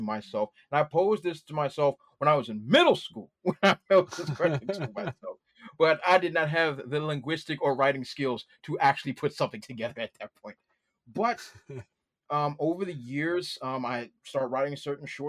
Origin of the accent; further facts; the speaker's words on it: Washington, District of Columbia, United States; I grew up in Washington, D.C.